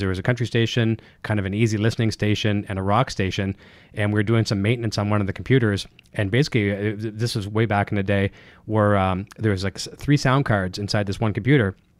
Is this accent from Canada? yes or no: yes; Canada; me being Mister Canadian and overpronouncing everything